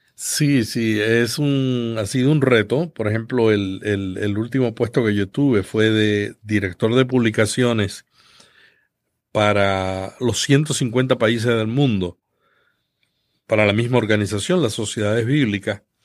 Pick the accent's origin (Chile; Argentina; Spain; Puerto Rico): Puerto Rico; Santa Isabel; yo nací en un pueblo del sur de Puerto Rico que se llama Santa Isabel, una familia muy pobre y que desde pequeño estuve interesado en la locución